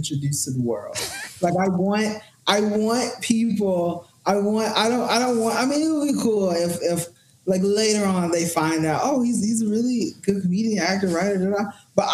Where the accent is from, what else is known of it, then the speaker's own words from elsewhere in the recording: Memphis, Tennessee, United States; moved away as an adult; also born or lived in Houston, Texas / Bible Belt; now in Los Angeles, United States; Memphis, Tennessee, Memphis